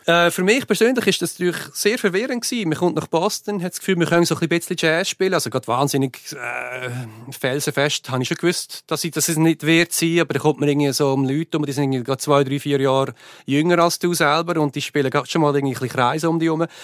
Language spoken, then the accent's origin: German; Switzerland; now in United States; ich bin Schweizer